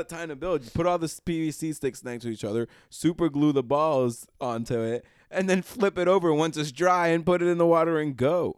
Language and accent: English; New York, United States; now in Lancaster, Pennsylvania, United States; being a New Yorker